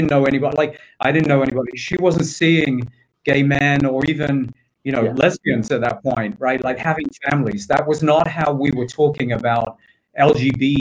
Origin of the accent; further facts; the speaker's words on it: England, United Kingdom; moved away as an adult; also born or lived in London; I grew up in England. My family still lives there. Grew up on what at the time was the largest housing estate